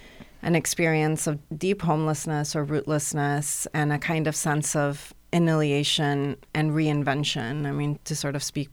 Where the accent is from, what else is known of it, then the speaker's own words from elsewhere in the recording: Iran; also born or lived in United Arab Emirates / Europe / United States; I grew up in Iran and the Emirates, Europe and the States.